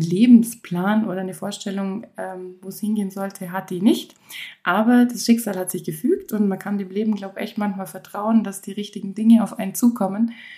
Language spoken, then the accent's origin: German; Kleinwalsertal, Vorarlberg, Austria; also born or lived in Allgäu, Germany; eigentlich komme ich aus dem kleinen Walsertal aus Österreich, aber mein Salon ist im Allgäu